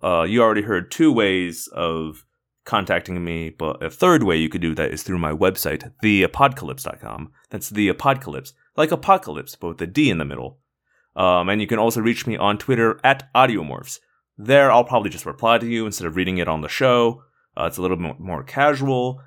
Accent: Indiana, United States; I grew up mostly in Indiana

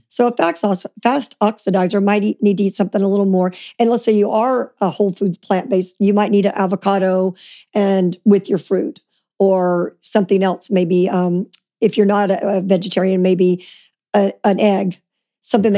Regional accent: Louisiana, United States; I grew up in Louisiana

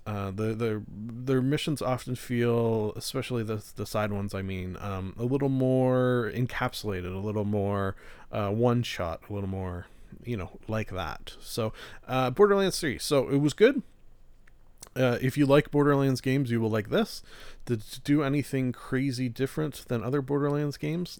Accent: Canada; being a Canadian

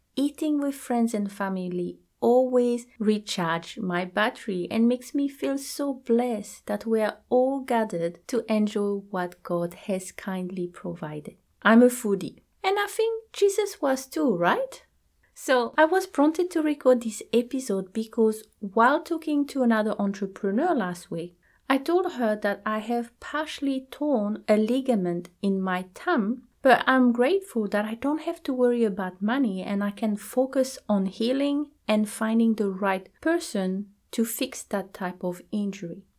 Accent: New Zealand; I am from New Zealand

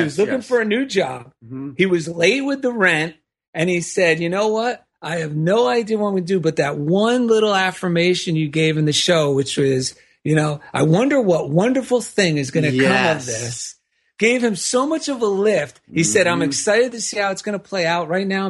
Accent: East Coast, United States; accent: East Coast; hamming up my East Coast accent so it would think of what I thought was New York

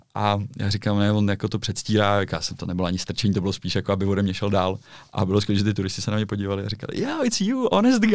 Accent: Prague, Czechia; já jsem Čech, já jsem Pražák

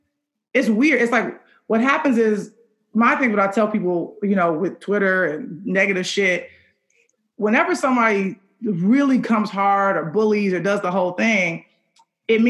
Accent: Chicago, Illinois, United States; I'm from Chicago

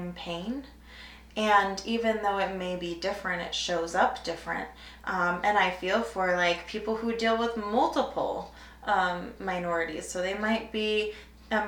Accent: Idaho, United States; I grew up in Idaho

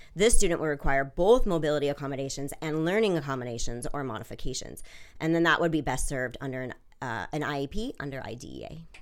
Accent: Washington, United States; moved away as an adult; also born or lived in Switzerland / London; now in Delaware, United States; I'm originally from Washington State

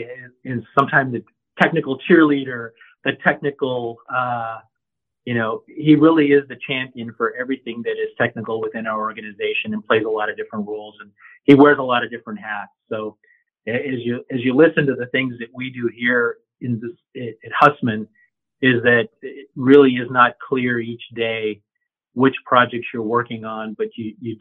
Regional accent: San Bernardino, California, United States; I'm a local boy. I'm from San Bernardino. So I grew up in the area

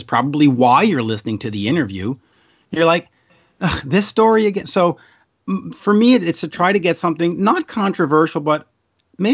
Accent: Centerville, Quebec, Canada

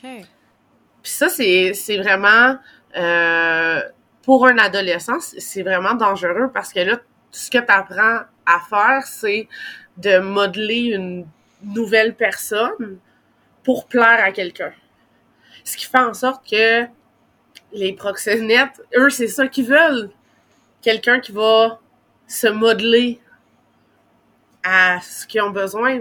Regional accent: Gatineau, Quebec, Canada; on était à Gatineau, dans ma ville natale

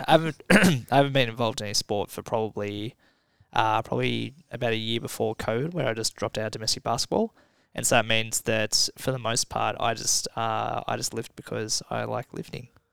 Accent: Somerville, Victoria, Australia; I grew up in Somerville

